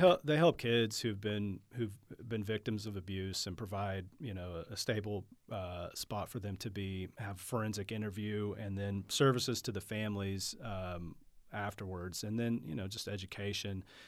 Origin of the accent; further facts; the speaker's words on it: Oklahoma City, Oklahoma, United States; I went to Putnam City High School.